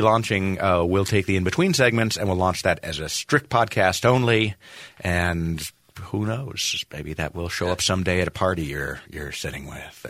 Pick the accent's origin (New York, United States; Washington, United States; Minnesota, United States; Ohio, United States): New York, United States; Buffalo; growing up in Buffalo, New York